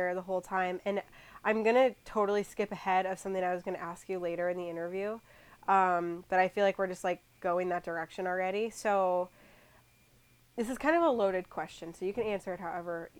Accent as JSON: {"language": "English", "region": "Iowa", "country": "United States", "tie": "born or raised there", "said": "growing up in Iowa"}